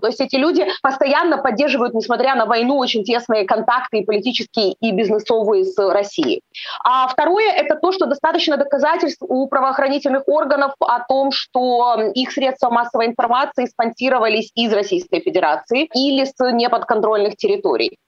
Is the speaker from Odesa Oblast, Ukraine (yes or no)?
yes; Odesa, Odesa Oblast, Ukraine; я живу на юге, да, я из Одессы